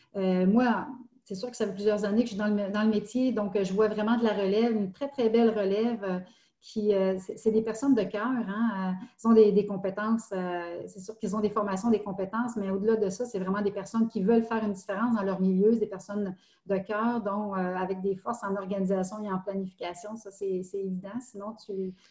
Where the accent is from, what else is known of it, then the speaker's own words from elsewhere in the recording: Estrie, Quebec, Canada; moved away as an adult; also born or lived in Montreal; je viens de l'Estrie. J'avais, j'avais quitté quelques années pour, pour, pour Montréal.